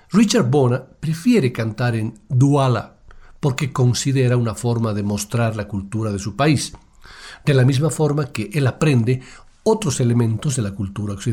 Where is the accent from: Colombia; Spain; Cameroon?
Cameroon; Hay una razón por la cual yo soy de Camerún. Hay una razón por la que pertenecemos a algún lugar del mundo. En el lugar de donde yo vengo, cantamos hermosas canciones, deberíamos estar orgullosos.